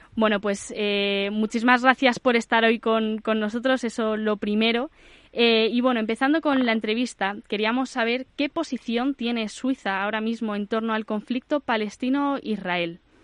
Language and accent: Spanish; Madrid, Community of Madrid, Spain; yo que soy de Madrid